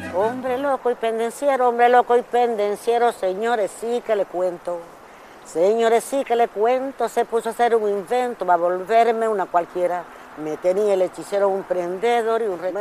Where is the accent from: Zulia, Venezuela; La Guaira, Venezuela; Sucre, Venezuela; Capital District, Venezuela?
Sucre, Venezuela; Cumaná; Nací en Plaza Bolívar, Puerto Sucre